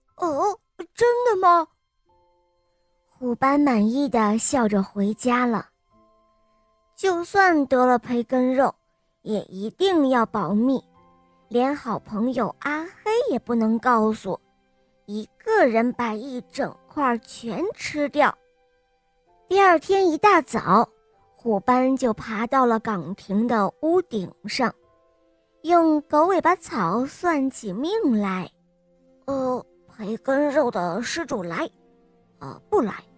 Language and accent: Chinese; Nanchang, Jiangxi, China; 我来自南昌